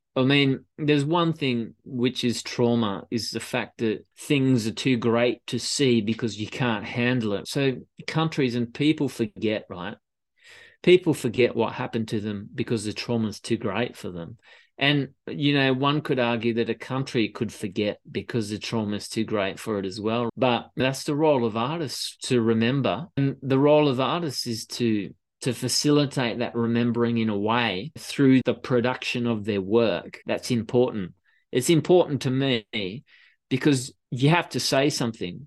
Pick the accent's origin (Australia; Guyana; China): Australia; moved away as an adult; now in Paris, France; growing up in Australia